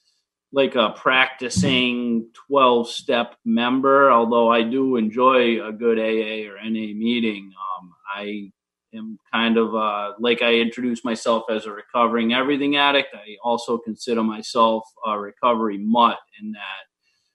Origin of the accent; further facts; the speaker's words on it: Attleboro, Massachusetts, United States; also born or lived in Boston, Massachusetts; now in Stoughton, United States; I grew up in Attleboro, Mass